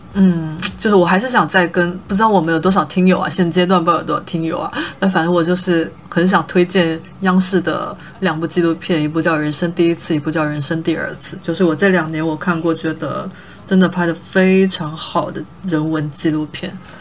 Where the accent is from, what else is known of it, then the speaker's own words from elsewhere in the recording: Guangdong, China; 我们广东人